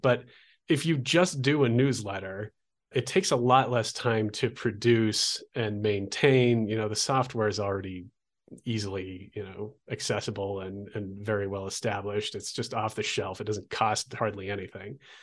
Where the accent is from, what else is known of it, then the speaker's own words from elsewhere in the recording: Olympia, Washington, United States; moved away as an adult; also born or lived in Oregon coast; now in Albuquerque, United States; I grew up in Olympia, Washington